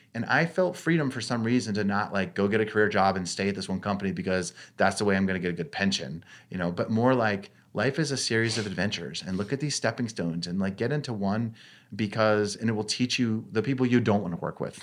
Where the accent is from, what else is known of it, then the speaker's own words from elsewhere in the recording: Maine, United States; growing up in Maine, now this is more out of necessity. Five kids, and we're living in rural Maine